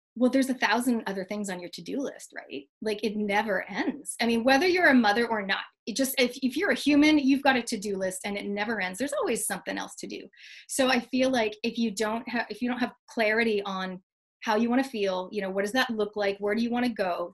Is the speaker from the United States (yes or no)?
no; Canada; moved away; I'm originally from Canada